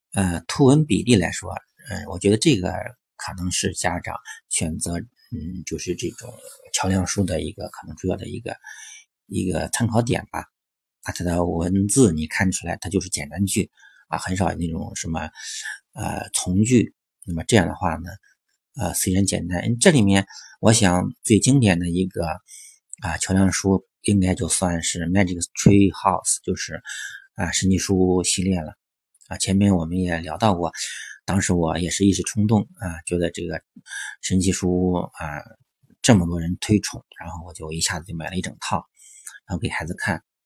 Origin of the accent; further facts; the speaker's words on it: China; 那我对应到我们中国的话